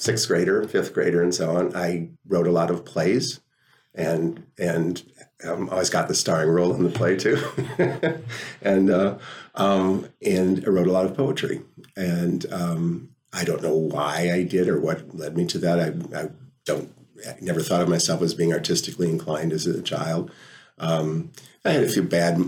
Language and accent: English; Appleton, Wisconsin, United States; also born or lived in North Carolina / Holland; I grew up in Appleton